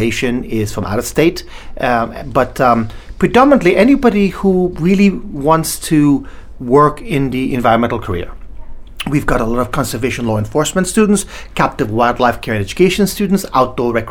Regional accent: Gambia; also born or lived in Sierra Leone / England; now in United States; I was actually born in a small country called Sierra Leone in West Africa. I grew up in a small country called the Gambia

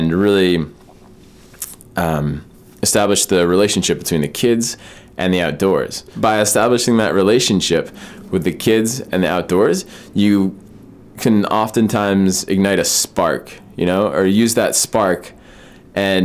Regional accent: Maine, United States; also born or lived in Vermont; Being born and raised in Maine

